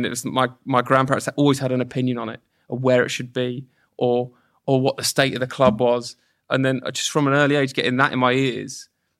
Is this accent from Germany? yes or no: no; Portsmouth, South East England, United Kingdom; I grew up in Portsmouth, so you know it's a bit better.